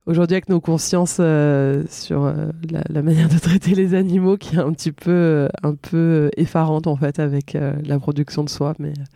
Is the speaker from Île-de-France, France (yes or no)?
no; Villedieu, Provence-Alpes-Côte d'Azur, France; also born or lived in Marseille; j'ai grandi là où je vis actuellement, enfin où je partage ma vie, donc à Villedieu